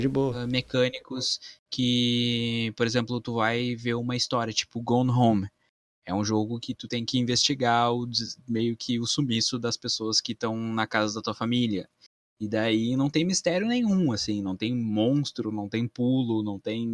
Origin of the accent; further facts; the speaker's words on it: Campo Bom, Rio Grande do Sul, Brazil; da minha cidade natal também, que chama Campo Bom, que é a cidade que eu vivo ainda